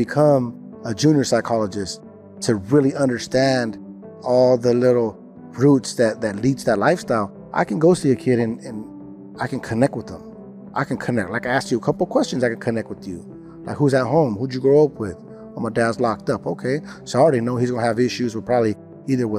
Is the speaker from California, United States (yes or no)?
yes; California, United States; I'm from California